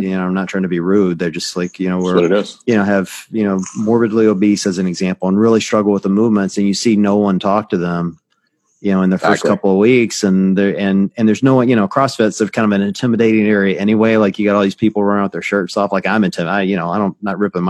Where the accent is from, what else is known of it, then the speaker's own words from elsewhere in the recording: Deep South, United States; I was raised in the Deep South, you know, by very religious parents